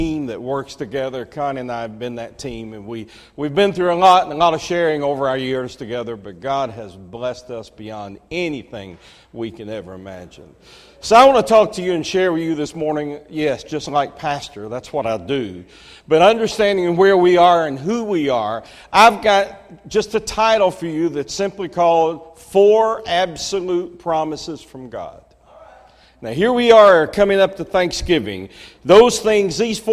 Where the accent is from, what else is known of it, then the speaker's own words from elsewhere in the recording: Marietta, Georgia, United States; I grew up in Cobb County